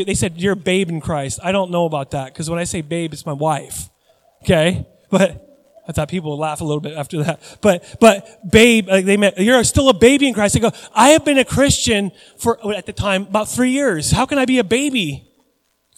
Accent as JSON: {"language": "English", "town": "Puyallup", "region": "Washington", "country": "United States", "tie": "born or raised there", "moved": "yes", "said": "I grew up in Puyallup, Washington"}